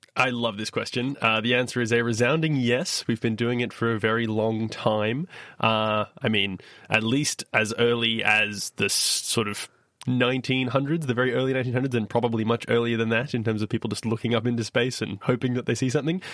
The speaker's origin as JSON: {"language": "English", "town": "Perth", "region": "Western Australia", "country": "Australia", "tie": "born or raised there", "said": "my hometown, Perthwest, Australia"}